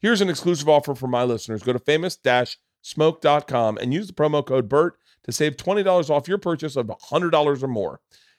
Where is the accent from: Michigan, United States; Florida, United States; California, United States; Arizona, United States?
Florida, United States; born or raised there